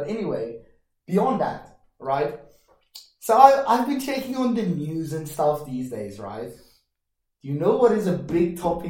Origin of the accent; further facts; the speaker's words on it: Johannesburg, Gauteng, South Africa; now in Budapest, Hungary; my hometown, Joburg, and I know the Joburg CBD.